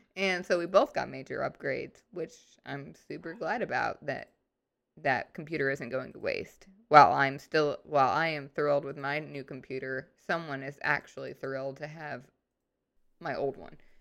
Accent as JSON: {"language": "English", "town": "St. Louis", "region": "Missouri", "country": "United States", "tie": "born or raised there", "moved": "yes", "lives_now": "Arkansas, United States", "said": "I grew up in Saint Louis, and we were definitely Midwest"}